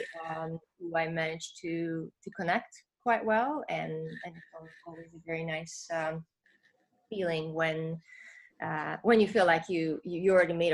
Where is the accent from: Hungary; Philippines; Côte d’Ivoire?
Hungary; moved away as an adult; also born or lived in London, Ontario; now in Canada; in my fifth year in Hungary, I took a course in orthopedic injuries